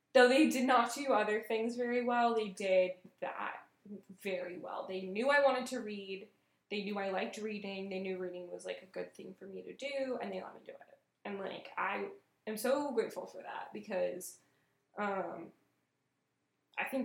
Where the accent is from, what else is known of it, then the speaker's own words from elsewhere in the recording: Tucson, Arizona, United States; video rental store in my hometown, Casa Video